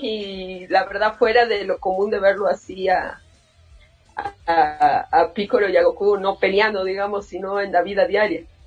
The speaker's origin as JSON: {"language": "Spanish", "town": "San Miguel de Tucumán", "region": "Tucumán", "country": "Argentina", "said": "Yo soy de Tucumán, de Argentina"}